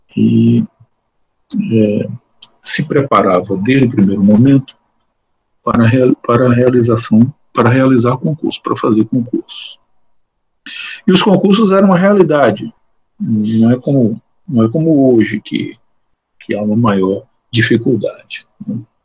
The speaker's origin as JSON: {"language": "Portuguese", "region": "Bahia", "country": "Brazil", "moved": "as an adult", "lives_now": "Alagoas, Brazil", "said": "Eu sou baiano"}